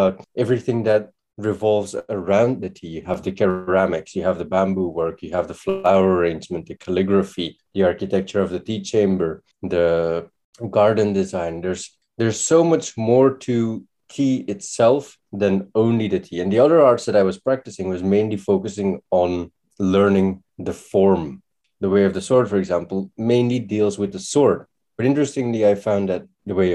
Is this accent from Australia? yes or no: no; Belgium; moved away as an adult; now in Japan; in my home country in Belgium, I was practicing